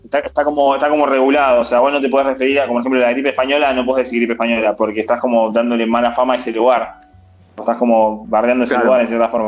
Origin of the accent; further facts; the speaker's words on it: Argentina; Somos bizarros argentinos